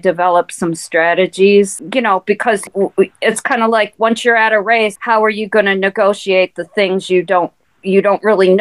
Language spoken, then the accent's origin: English; Detroit, Michigan, United States; I grew up in Detroit. And we grew up in a very blue-collar neighborhood